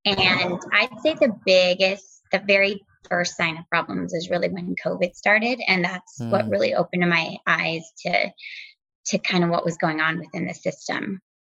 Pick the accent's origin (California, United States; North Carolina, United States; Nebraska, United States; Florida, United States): Nebraska, United States; Yes. Yep. We're from the Cornhusker State originally.